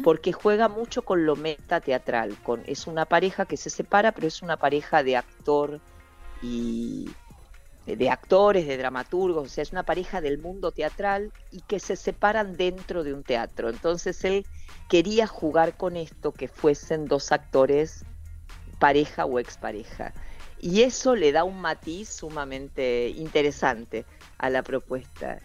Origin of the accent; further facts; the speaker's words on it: Rosario, Santa Fe, Argentina; now in Buenos Aires, Argentina; yo resido en Buenos Aires, soy rosarina, pero, pero vivo, vivo en Capital